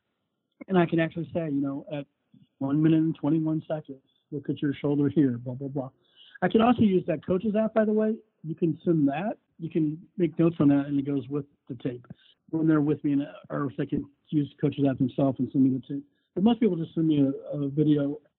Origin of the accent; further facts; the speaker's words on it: St. Louis, Missouri, United States; moved away as an adult; also born or lived in Philadelphia / New Jersey; I lived in St. Louis my whole life